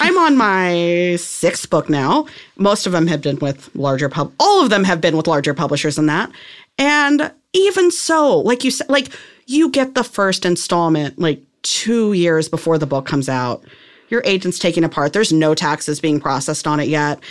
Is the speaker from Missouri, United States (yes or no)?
yes; outside of Saint Louis, Missouri, United States; moved away as an adult; I was, like, an hour outside of Saint Louis